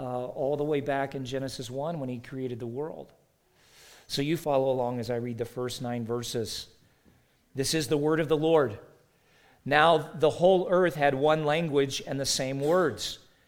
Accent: the South, United States; I grew up in the South, and one of the first things people say is, you don't have a Southern accent.

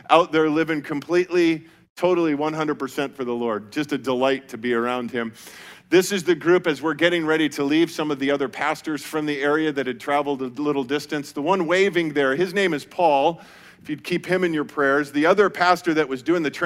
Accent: Colorado, United States; I grew up in Colorado

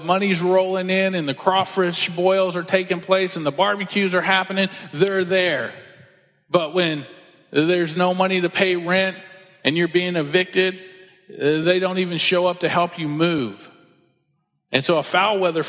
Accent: Texas, United States; I was born in Texas

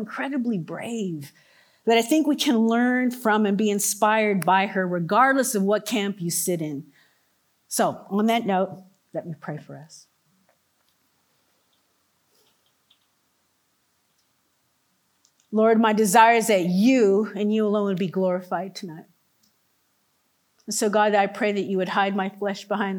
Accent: Orange County, California, United States; I grew up in Orange County, California, Disneyland area

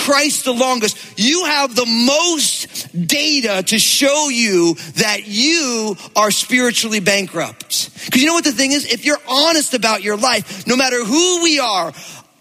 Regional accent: New Jersey, United States; I grew up in New Jersey

